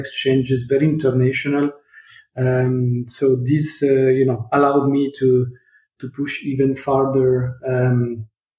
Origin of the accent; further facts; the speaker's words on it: Turin, Piedmont, Italy; I was born in Italy. I'm Italian, in Torino